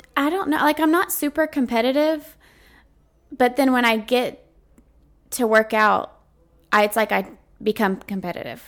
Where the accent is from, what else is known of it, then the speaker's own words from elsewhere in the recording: Montgomery, Texas, United States; now in Navasota, United States; I was raised in Montgomery, Texas, live in Navasota, Texas